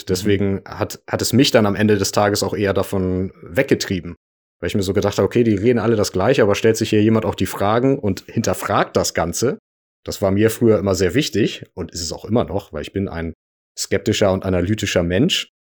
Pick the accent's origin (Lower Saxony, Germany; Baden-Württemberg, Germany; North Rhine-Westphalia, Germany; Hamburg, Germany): Hamburg, Germany; Ich komme aus Hamburg